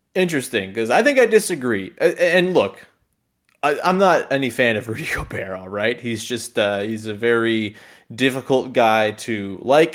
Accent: Hamilton, Ontario, Canada; my hometown Hamilton

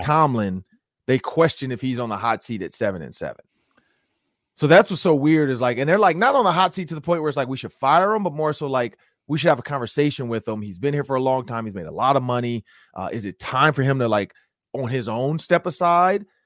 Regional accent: Detroit, Michigan, United States; I'm from Detroit

